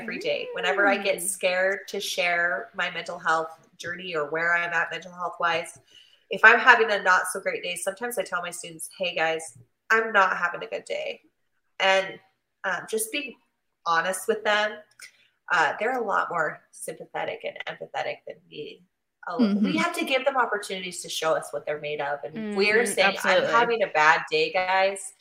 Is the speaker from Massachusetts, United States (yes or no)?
no; Utah, United States; also born or lived in Abu Dhabi; I'm from Utah